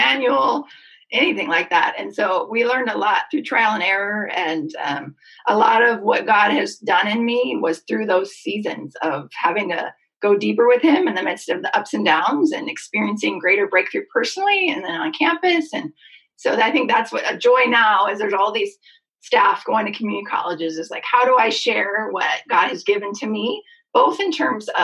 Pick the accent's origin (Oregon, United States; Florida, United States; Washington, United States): Washington, United States; Seattle; I'm fully myself from Seattle, white girl